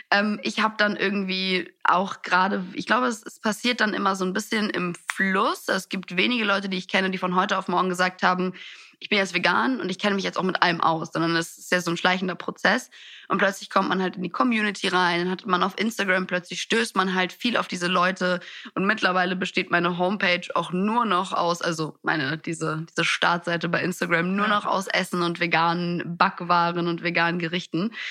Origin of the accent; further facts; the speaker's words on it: Italy; ich bin in Italien aufgewachsen, da gibt's sowas nicht wie wir essen kein Abendessen.